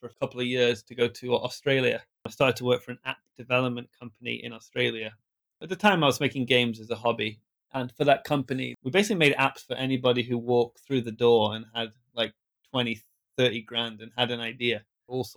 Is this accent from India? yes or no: no; a small town in the middle of England, United Kingdom; first language English; moved away as an adult; also born or lived in Japan; I'm from England, a small town in England, in the middle of England